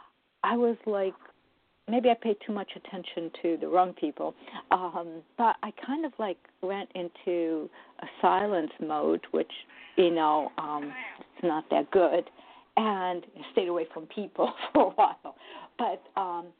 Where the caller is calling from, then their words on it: New Jersey, United States; I'm calling from New Jersey